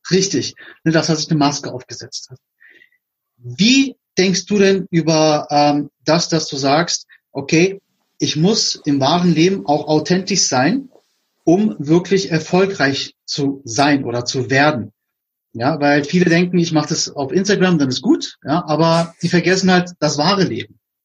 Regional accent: Berlin, Germany; ich komme aus Berlin, da sagt man, es mir Rille

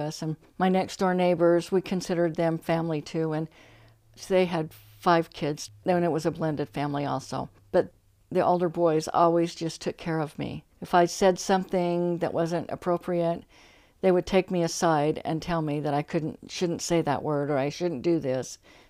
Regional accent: Ogden, Utah, United States; In Ogden, Utah, Washington Terrace.

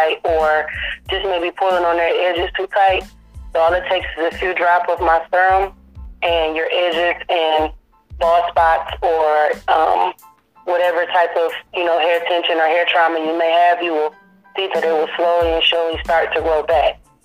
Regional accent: Detroit, Michigan, United States; now in Nashville, United States; I am from Detroit, Michigan. I live in Nashville, Tennessee

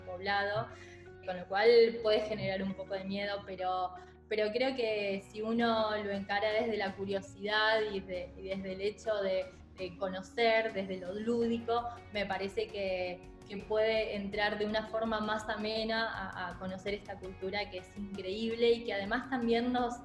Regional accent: Argentina; also born or lived in China; mi cultura eh, como argentina eh, en, en China

